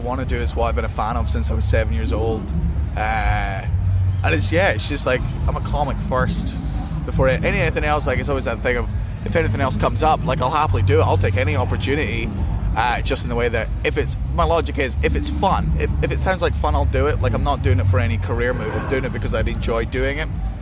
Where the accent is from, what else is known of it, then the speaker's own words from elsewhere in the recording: Scotland, United Kingdom; I'm fucking Scottish